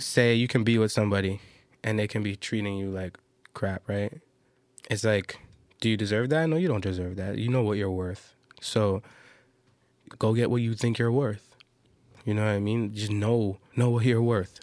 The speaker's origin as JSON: {"language": "English", "town": "Toronto", "region": "Ontario", "country": "Canada", "said": "I'm from Toronto"}